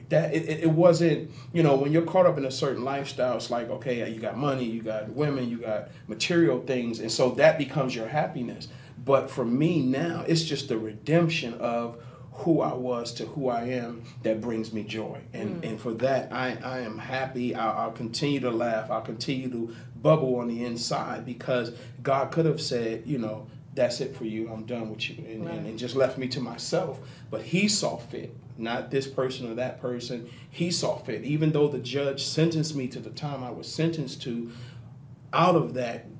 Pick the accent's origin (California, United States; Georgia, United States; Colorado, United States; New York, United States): New York, United States; Harlem; I'm originally from Harlem, New York, but if you go about 3 hours away